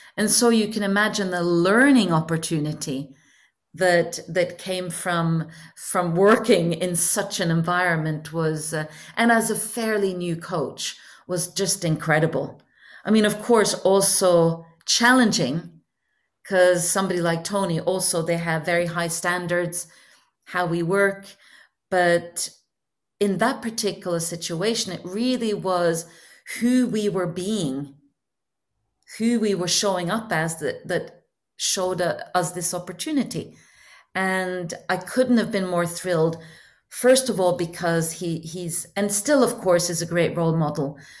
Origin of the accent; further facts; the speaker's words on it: Norway; moved away as an adult; now in Hong Kong; I had recently moved from Norway, where I usually, uh, where I'm born, to Hong Kong